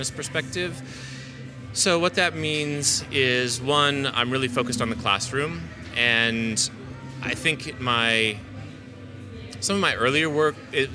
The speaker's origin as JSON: {"language": "English", "region": "Southwest Kansas", "country": "United States", "tie": "born or raised there", "also_born_or_lived": "Philadelphia / Auckland", "moved": "yes", "said": "I grew up in Southwest Kansas."}